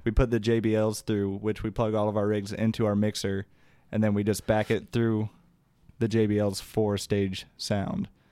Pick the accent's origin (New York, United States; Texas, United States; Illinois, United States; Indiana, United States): Indiana, United States; Elwood; also born or lived in Anderson, Indiana; I grew up in Elwood, Indiana. Uh, that's where I graduated from back in twenty eleven